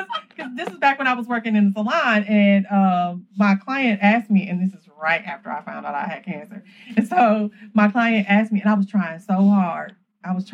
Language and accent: English; Wisconsin, United States; now in Georgia, United States; I'm from Wisconsin